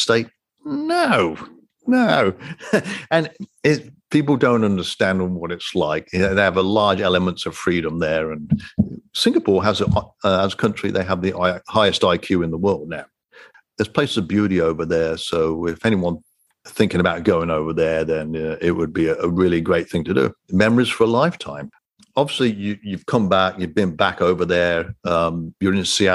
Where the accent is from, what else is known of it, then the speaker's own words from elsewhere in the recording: United Kingdom; moved away; I'm a Brit